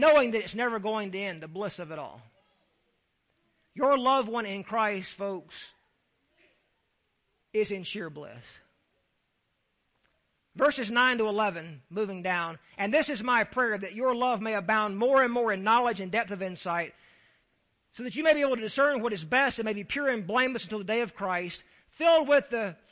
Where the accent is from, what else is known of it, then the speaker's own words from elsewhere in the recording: Deep South, United States; I'm from the Deep South.